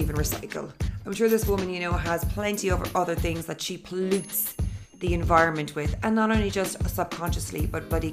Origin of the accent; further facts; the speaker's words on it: Cork, Munster, Ireland; also born or lived in London / Dublin / Sydney / Los Angeles; I live in Ireland, in Cork City. And I'm from Cork originally.